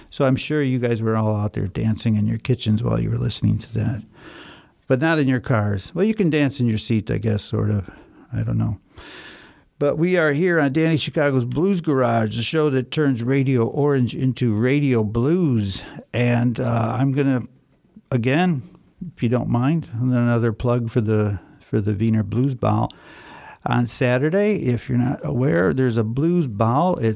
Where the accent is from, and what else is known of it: Tehran, Tehran Province, Iran; now in Vienna, Austria